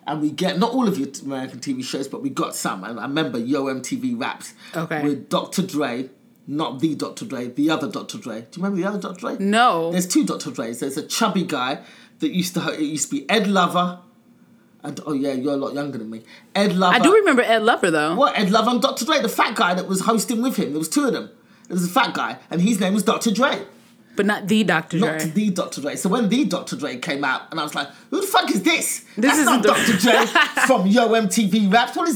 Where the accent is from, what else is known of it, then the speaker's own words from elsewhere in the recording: England, United Kingdom; Yes, I'm coming from England as a pretty well known comic.